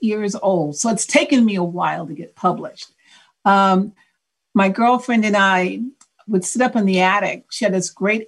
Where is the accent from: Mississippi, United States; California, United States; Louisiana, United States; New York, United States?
California, United States; Oakland; I was born and raised in Oakland